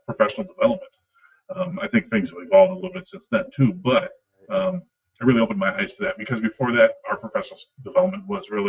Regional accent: Wisconsin, United States; also born or lived in Northeast Illinois; I had the opportunity to move back to Wisconsin near my hometown

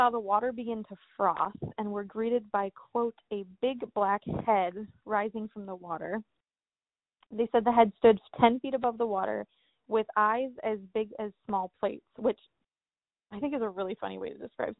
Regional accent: Cleveland, Ohio, United States; I'm from Cleveland and I never knew this.

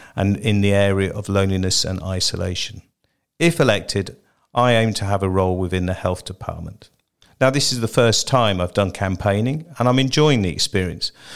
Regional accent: Jersey; born in Jersey and I have lived here for most of my life

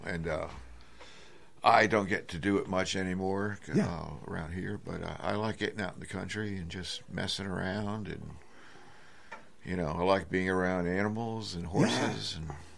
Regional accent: Connecticut, United States; moved away as an adult; also born or lived in New Bedford, Massachusetts / California; now in Nashville, United States; New Bedford, Massachusetts yeah. originally, but then grew up in Connecticut and then went to California in the 70s

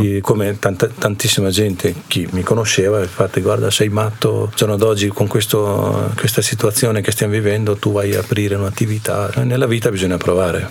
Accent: India; Italian is a second language; moved away as an adult; also born or lived in Province of Ferrara, Italy; now in Cavalese, Italy; vengo dall'India e lei mia moglie. Allora, viviamo in Cavalese da 5 anni quasi e prima eravamo in provincia di Ferrara. È lì che sono venuto dall'India India vent'anni fa

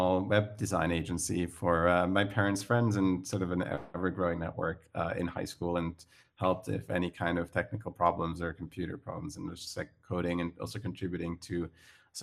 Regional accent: Zurich, Switzerland; accent: Swiss; I grew up in Switzerland, in Zurich, to be precise.

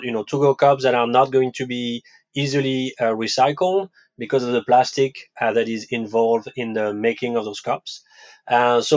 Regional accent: France; English is a second language; moved away as an adult; also born or lived in West Coast, United States; now in New York, United States; I was actually born in France

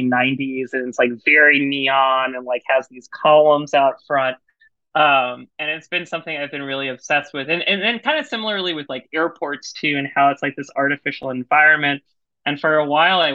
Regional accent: San Antonio, Texas, United States; growing up where I grew up in San Antonio, Texas, in the like late 90s and early 2000s

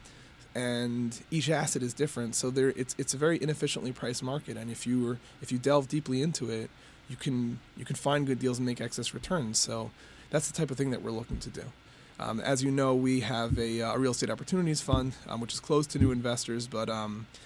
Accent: New York, United States; now in Detroit, United States; At heart, I'm a New Yorker.

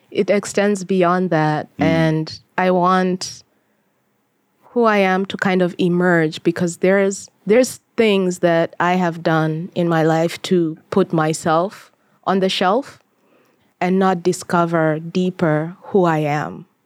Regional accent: Kenya; And I wanted to reestablish my identity as a as a Kenyan and I guess in this case, diaspora, because even when I went back to Kenya

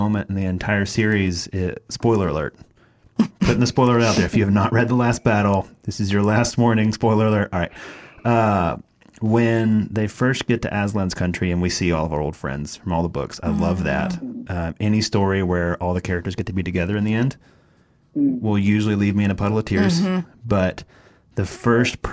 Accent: East Tennessee, United States; we're from East Tennessee. We call it a holler too.

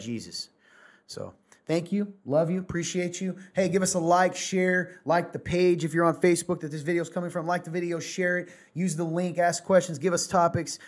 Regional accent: the South, United States; I'm a Southerner

